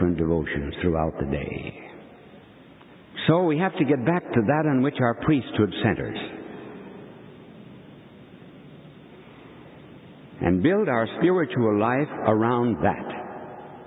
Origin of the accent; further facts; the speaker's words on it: United States; we American bishops